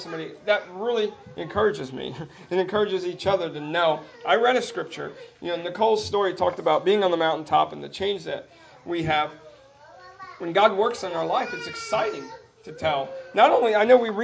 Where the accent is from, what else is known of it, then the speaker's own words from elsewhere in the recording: New Jersey, United States; growing up in New Jersey